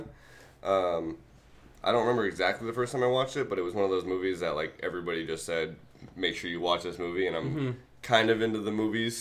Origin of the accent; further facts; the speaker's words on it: New England, United States; growing up in New England